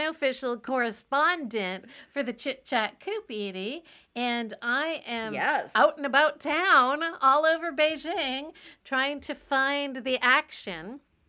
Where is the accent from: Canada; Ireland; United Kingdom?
Canada; moved away as an adult; now in China; I'm a Canadian gal living in China where I teach middle school in an international school.